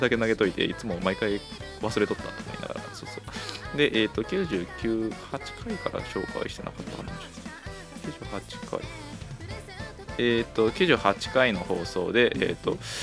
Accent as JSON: {"language": "Japanese", "region": "Kochi", "country": "Japan", "tie": "born or raised there", "said": "地元高 知県でしてね"}